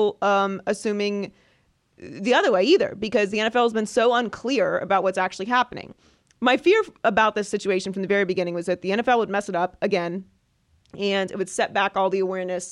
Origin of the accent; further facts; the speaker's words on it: Pittsburgh, Pennsylvania, United States; in my hometown, Pittsburgh